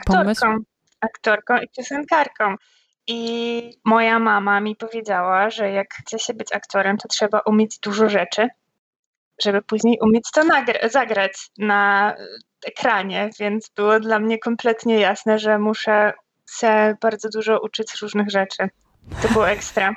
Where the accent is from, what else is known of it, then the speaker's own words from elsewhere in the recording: Poland; ja dorastałam w małym miasteczku w Polsce